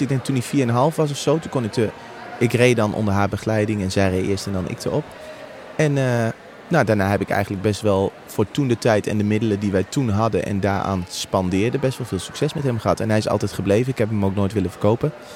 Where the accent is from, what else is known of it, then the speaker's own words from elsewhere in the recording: Apeldoorn, Gelderland, Netherlands; ik ben opgegroeid in Apeldoorn